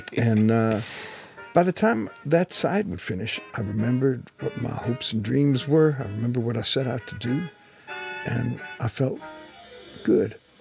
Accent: Detroit, Michigan, United States; I come from Detroit, Michigan. So I was, I was in Detroit

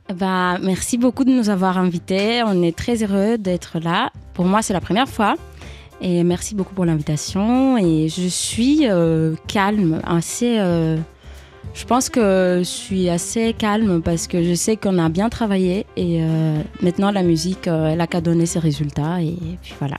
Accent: Greece; now in Paris, France; je viens de la Grèce

